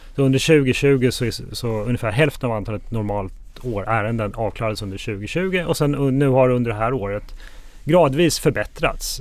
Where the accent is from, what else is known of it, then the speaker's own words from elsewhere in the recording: Sweden; moved away as an adult; now in Spain; Jag är uppvuxen i Sverige men bor sedan eh, ett antal år utomlands och eh, jag bor i Spanien med min familj